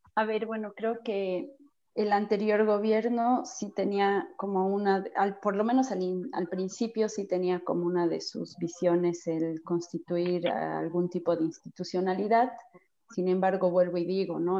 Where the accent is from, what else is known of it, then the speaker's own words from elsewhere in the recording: Bolivia; como bolivianos